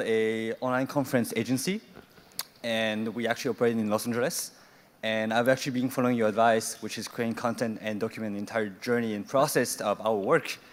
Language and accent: English; Paris, Île-de-France, France; moved away; also born or lived in Asia; I'm from Paris.